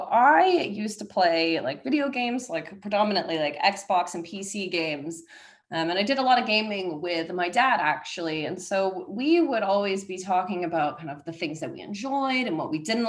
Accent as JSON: {"language": "English", "town": "Seattle", "region": "Washington", "country": "United States", "moved": "as an adult", "lives_now": "London, United Kingdom", "said": "my home in Seattle"}